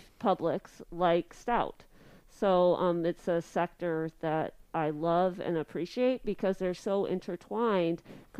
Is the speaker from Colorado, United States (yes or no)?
yes; Colorado Springs, Colorado, United States; also born or lived in Richmond, Indiana / Highland Heights, Kentucky / Ellensburg, Washington; now in Menomonie, United States; I've lived all over. I grew up in Colorado Springs. That's where my parents still live. And I've made my way around the country really professionally.